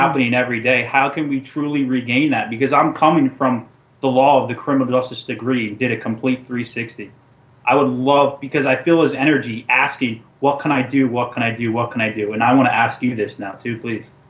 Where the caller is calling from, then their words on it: New Jersey, United States; I'm calling in from New Jersey